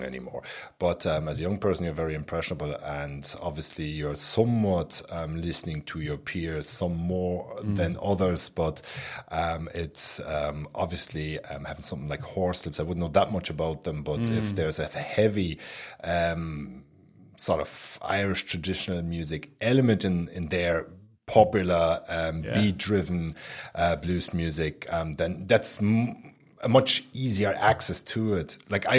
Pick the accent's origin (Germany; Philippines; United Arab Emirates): Germany; Berlin; growing up in Berlin